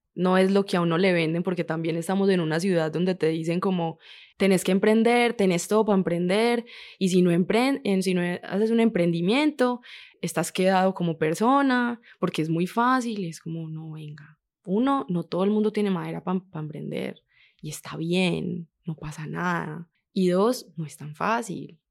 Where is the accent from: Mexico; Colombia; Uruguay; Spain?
Colombia; Medellín, Antioquia; Yo soy de Medellín, de San Javier y la América